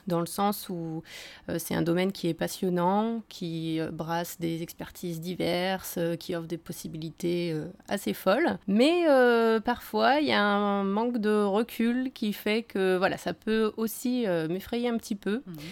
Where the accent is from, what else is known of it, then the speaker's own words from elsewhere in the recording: Annecy, Auvergne-Rhône-Alpes, France; born there; euh, non, je suis née à Annecy. Voilà, donc après j'ai pas mal bougé en France, à l'étranger.